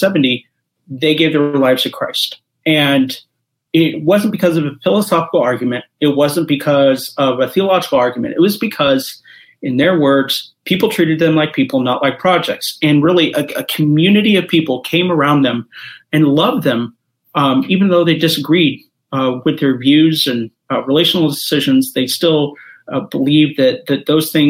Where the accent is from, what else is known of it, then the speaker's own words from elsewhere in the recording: Kansas City, Missouri, United States; also born or lived in Columbia, Missouri; I am originally from Kansas City, Columbia, Missouri